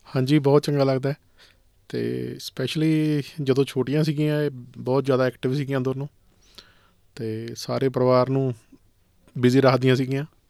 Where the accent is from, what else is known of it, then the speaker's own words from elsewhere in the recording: Rangian village, Ludhiana district, Punjab, India; moved away as an adult; now in Australia; ਮੈਂ ਪੰਜਾਬ ਦੇ ਵਿੱਚੋਂ ਹੈਗਾ ਮੇਰਾ ਪਿੰਡ ਰੰਗੀਆਂ ਜੀ ਡਿਸਟ੍ਰਿਕਟ ਲੁਧਿਆਣਾ